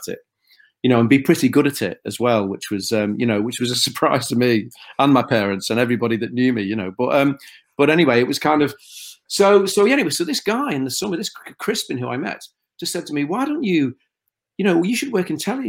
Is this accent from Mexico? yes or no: no; Liverpool, North West England, United Kingdom; accent: Scouse; I would probably go more Scouse the more pressure I felt in a situation where I felt uncomfortably inferior. I've become even more Scouse